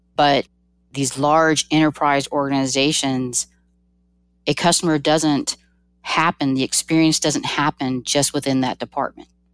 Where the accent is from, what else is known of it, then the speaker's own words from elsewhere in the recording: Georgia, United States; I'm from Georgia